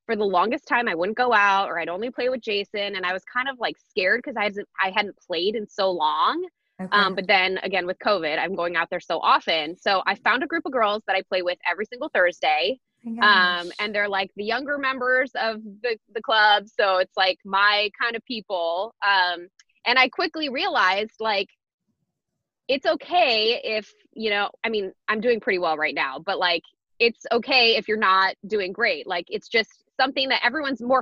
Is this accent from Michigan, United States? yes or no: yes; Michigan, United States; now in Washington, United States; I grew up in Michigan and we only had like 5 months where we could play